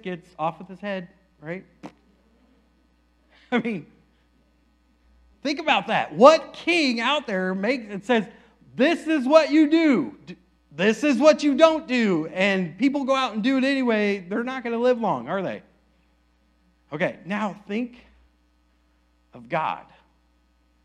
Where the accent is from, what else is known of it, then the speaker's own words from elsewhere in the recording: Aledo, Texas, United States; I'm from Aledo